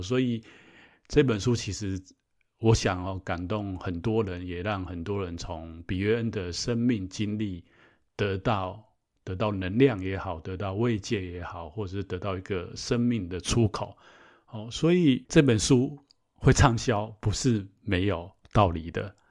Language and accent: Chinese; Taiwan; 我们台湾这边的